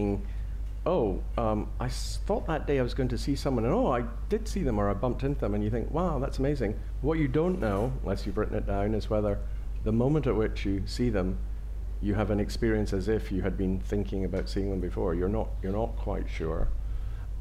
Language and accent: English; Scotland, United Kingdom; I'm a Scot